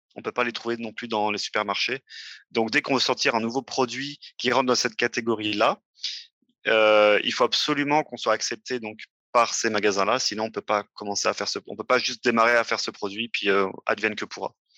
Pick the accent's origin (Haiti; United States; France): France; moved away as an adult; also born or lived in Paris region; now in Montreal, Canada; je vis au Québec, mais je suis né en France. Euh, c'est ça, j'ai fait toutes mes études en France